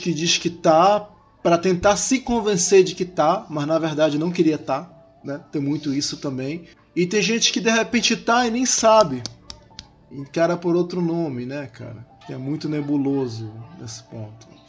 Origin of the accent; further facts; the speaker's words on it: Manaus, Amazonas, Brazil; Em Manaus, que é de onde eu sou